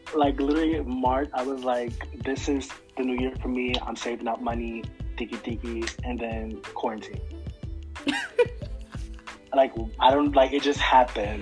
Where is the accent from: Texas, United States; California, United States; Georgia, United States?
Georgia, United States; also born or lived in Mount Vernon, New York; now in Harlem, United States; I'm from Georgia. I lived in Mount Vernon for a long time, ah, ah, and now I'm in ah. Harlem